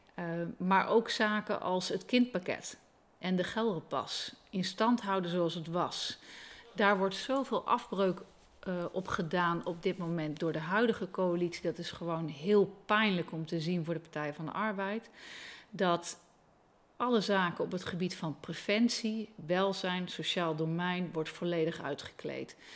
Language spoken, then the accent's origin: Dutch; Leeuwarden, Friesland, Netherlands; moved away as an adult; ik ben opgegroeid in Leeuwarden